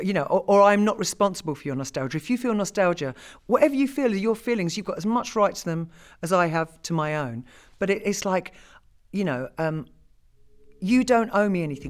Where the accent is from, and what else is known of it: United Kingdom